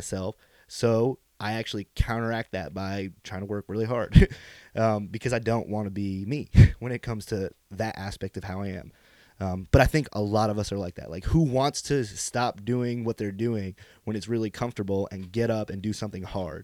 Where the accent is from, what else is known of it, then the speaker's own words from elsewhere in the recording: Pine Bush, New York, United States; since I was a young lad growing up in Pine Bush, New York, as a bushman